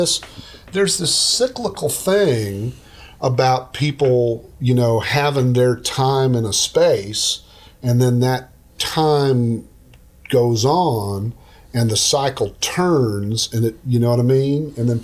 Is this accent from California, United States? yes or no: no; Oklahoma, United States; now in Texas, United States; I'm from Oklahoma. This happens all the time. I'm from Oklahoma. So I call them tornadoes.